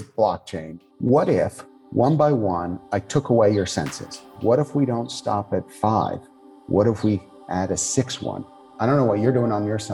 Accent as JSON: {"language": "English", "region": "New York", "country": "United States", "also_born_or_lived": "Japan", "said": "I would consider myself a classic New York Jew"}